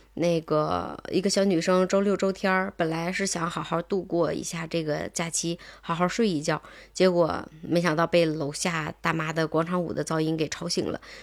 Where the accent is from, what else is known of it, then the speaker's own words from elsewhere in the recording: Tangshan, Hebei, China; 至少在我们唐山这边儿是